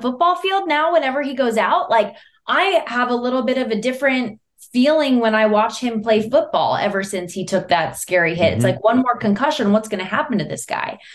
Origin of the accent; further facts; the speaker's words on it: Las Vegas, Nevada, United States; moved away as an adult; my hometown